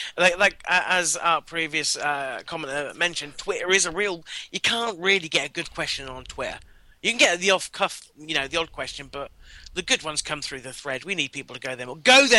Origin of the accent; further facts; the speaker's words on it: England, United Kingdom; I'm English, you know.